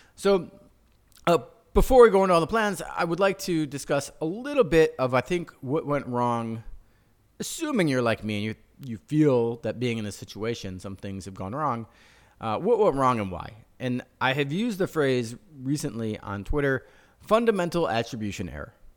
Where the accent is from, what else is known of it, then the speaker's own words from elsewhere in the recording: Chicago, Illinois, United States; we're from Chicago